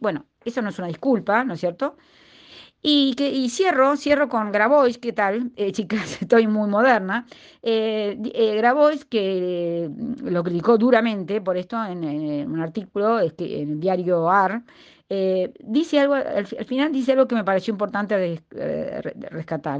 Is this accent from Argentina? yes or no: yes; Argentina